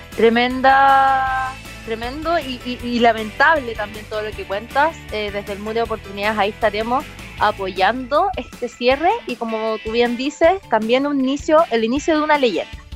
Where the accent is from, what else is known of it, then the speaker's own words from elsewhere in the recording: Antofagasta, Chile; soy del norte, soy de Antofagasta